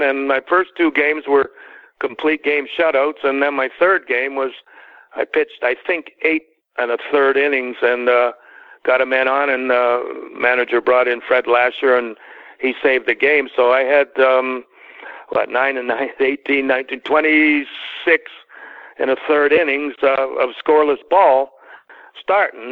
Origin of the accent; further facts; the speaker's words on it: Toronto, Ontario, Canada; moved away as an adult; growing up in Canada